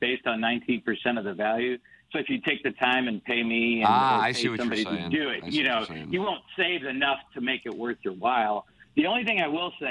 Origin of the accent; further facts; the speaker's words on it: Crestwood, Missouri, United States; now in Wildwood, United States; I grew up in Crestwood